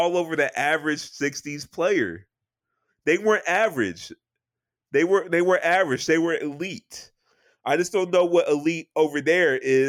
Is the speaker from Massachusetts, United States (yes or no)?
yes; Fall River, Massachusetts, United States; I'm from Fall River, Massachusetts